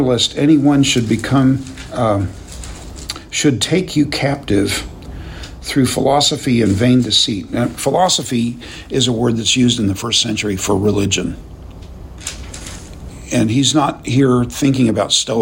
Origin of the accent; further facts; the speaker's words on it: United States; as American Christians